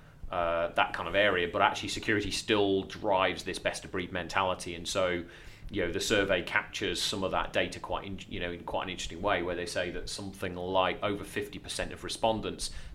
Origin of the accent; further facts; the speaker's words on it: Lincolnshire, East Midlands, United Kingdom; accent: Lincolnshire; my dodgy Lincolnshire accent.